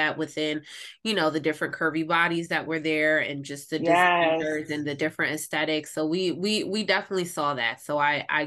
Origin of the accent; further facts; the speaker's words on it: Pennsylvania, United States; I myself am from Pennsylvania